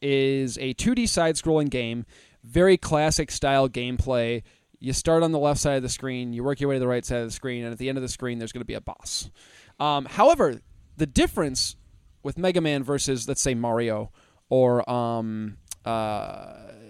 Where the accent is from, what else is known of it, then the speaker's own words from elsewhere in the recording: United States; us American folk